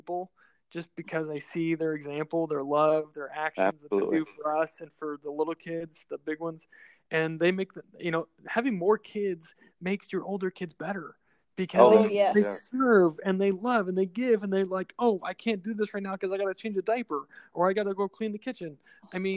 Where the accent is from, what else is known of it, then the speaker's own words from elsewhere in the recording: Austin, Texas, United States; moved away as an adult; now in San Antonio, United States; I grew up in Austin